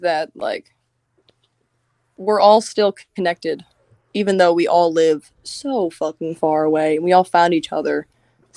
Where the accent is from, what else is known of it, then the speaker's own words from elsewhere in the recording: New Jersey, United States; I'm from Jersey